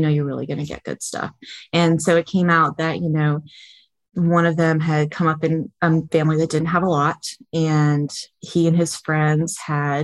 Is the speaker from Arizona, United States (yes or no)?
no; Vermont, United States; now in Florida, United States; I grew up in Vermont, right on the Canadian